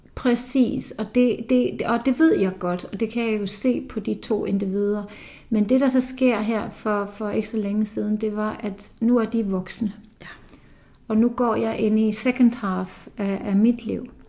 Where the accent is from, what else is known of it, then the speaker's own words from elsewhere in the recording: Iceland; moved away; nu kommer jeg fra Island